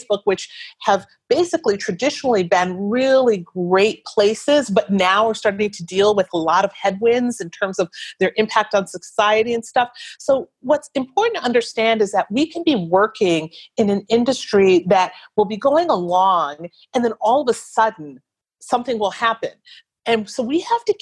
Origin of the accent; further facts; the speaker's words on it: Wisconsin, United States; moved away; I'm from Wisconsin